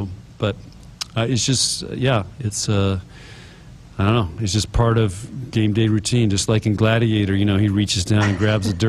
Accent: San Diego, California, United States; now in Midwest, United States; You know, we grew up in San Diego, and one of the reasons your mom and I moved to the Midwest was to have four seasons, because we really like the four seasons.

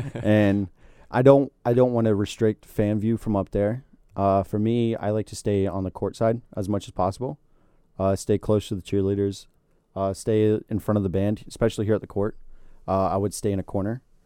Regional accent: Florida, United States; I'm from Florida and I grew up in this

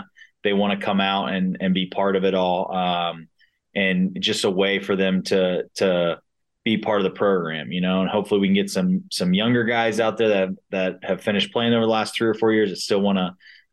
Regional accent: Cincinnati, Ohio, United States; moved away as an adult; now in Wichita, United States; I'm from Cincinnati

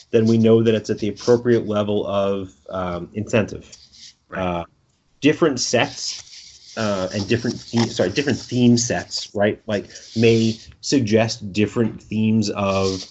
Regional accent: New York City, New York, United States; accent: Brooklyn; my Brooklyn accent

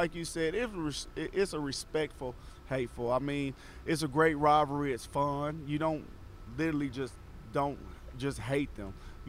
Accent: Clarksville, Tennessee, United States; I'm from Clarksville

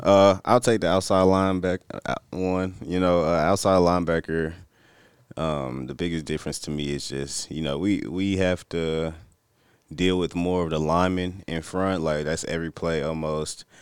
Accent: Missouri City, Texas, United States; I come from Missouri City, Texas. I play high school football at Elkins

